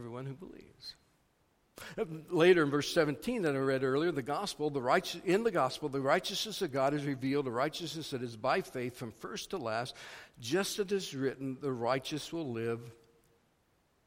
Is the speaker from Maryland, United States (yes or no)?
no; Missouri, United States; moved away as an adult; also born or lived in Iowa; I grew up in Missouri, but my wife and I have done most of our years of ministry in Iowa, and we're recently back in Missouri